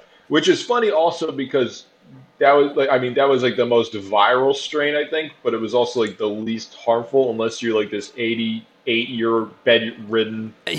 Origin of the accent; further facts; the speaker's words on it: Boston, Massachusetts, United States; Motherfucker, I'm from Boston. Fuck New York.